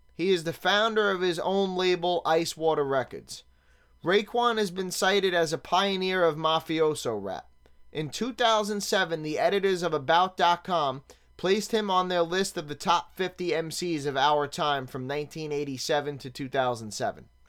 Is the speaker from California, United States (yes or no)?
no; New York City, New York, United States; Growing up in Staten Island in the nineties